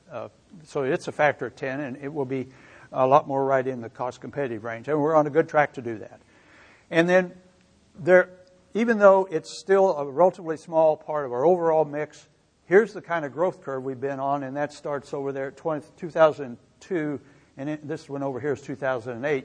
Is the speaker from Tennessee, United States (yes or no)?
no; Missouri, United States; I grew up in Missouri, as Lynn mentioned, and I grew up on a farm